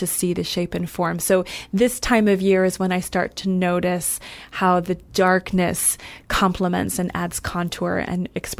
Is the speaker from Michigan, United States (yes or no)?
yes; Michigan, United States; now in California, United States; I grew up in Michigan